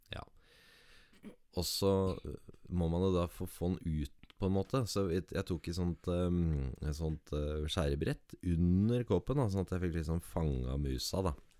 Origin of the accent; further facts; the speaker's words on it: Jarfjord, Finnmark, Norway; moved away; Jarfjord som mm. er mitt hjerte nærmest, da. Ja. Uansett. Det er det stedet jeg alltid har følt meg hjemme, uansett hvor jeg har bodd